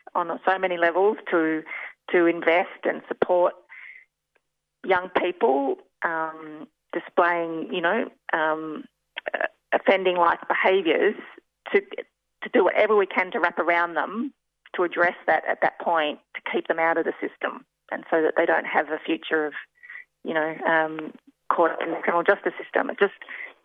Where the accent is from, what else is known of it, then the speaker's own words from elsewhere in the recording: Australia; we as Australian citizens